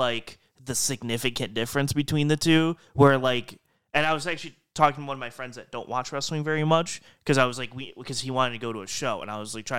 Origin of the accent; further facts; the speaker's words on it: Canada; Oh, we're in Canada. We're both Canadian.